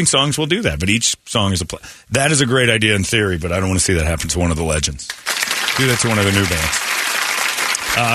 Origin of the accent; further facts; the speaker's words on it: Philadelphia, Pennsylvania, United States; I'm from Philly